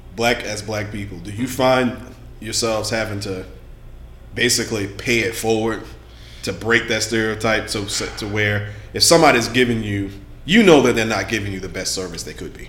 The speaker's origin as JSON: {"language": "English", "region": "Louisiana", "country": "United States", "said": "I'm from Louisiana"}